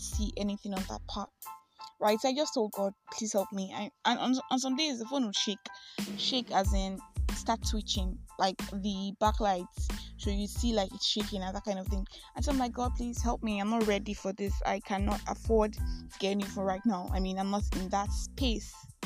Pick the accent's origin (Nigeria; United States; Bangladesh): Nigeria; I am that Nigerian Christian Talkaholic